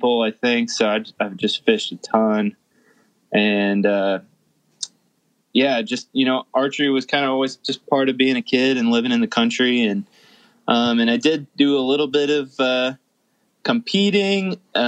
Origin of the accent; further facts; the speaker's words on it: Indiana, United States; moved away as an adult; now in Wisconsin, United States; I grew up in Indiana and lived in the country